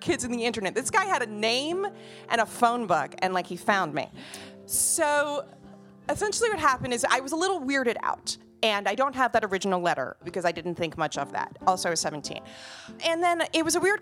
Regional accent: New Jersey, United States; I grew up in Jersey by the Stone Pony, by the Count Basie Theater, by the Art Center

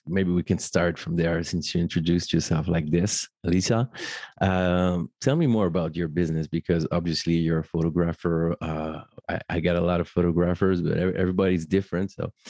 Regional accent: Paris, Île-de-France, France; professional ceremony officiant based in my hometown, Paris

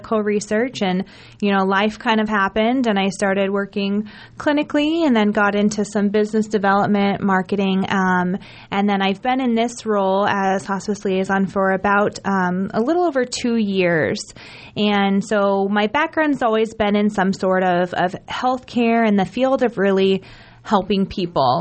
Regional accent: Lincoln, Nebraska, United States; moved away as an adult; also born or lived in Arkansas; now in Omaha, United States; I'm from Lincoln originally, moved away after high school down to the South

